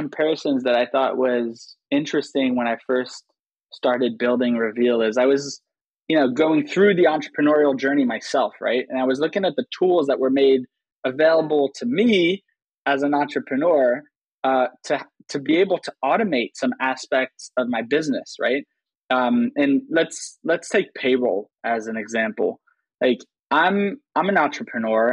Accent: Switzerland; moved away as an adult; also born or lived in United States; I grew up in Switzerland, right? So, just picture like an 11-year-old Swiss American kid

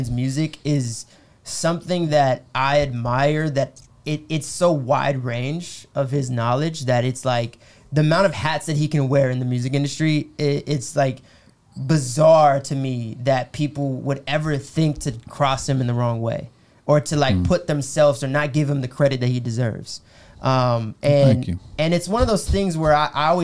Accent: United States; I'm American

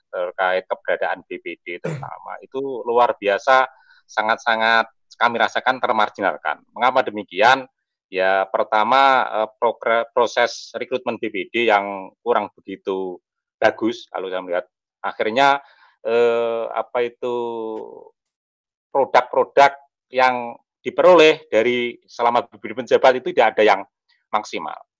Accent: Ngawi, East Java, Indonesia; Saya dari Ngawi orang tengah hutan.

